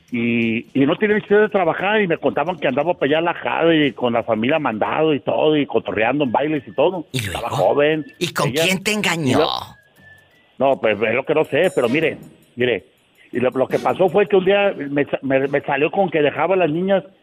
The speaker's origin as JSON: {"language": "Spanish", "town": "Tampico", "region": "Tamaulipas", "country": "Mexico", "tie": "born there", "said": "Eh, nací en Tamaulipas, pero me crié acá en el otro lado."}